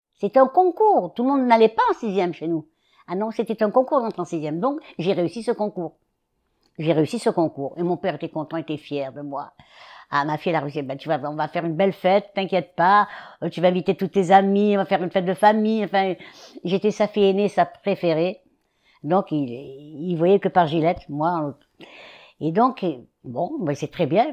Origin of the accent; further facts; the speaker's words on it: Constantine, Constantine Province, Algeria; moved away as an adult; also born or lived in Algiers, Algeria / Oran, Algeria; now in Paris, France; j'ai quitté Constantine et j'étais à chez ma grand-mère, la mère de mon père